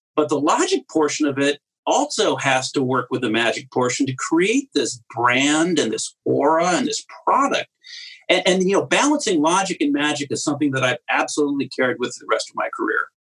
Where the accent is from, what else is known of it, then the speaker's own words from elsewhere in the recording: Cleveland, Ohio, United States; also born or lived in New Jersey; now in Rhode Island, United States; I went when I was five grew up in Cleveland